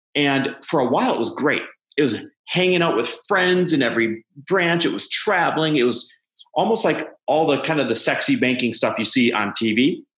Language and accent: English; Midwest, United States; moved away; I'm Midwest born and raised